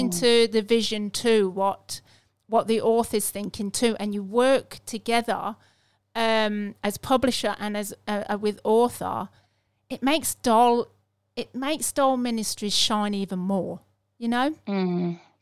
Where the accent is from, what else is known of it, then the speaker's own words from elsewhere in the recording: England, United Kingdom; I'm English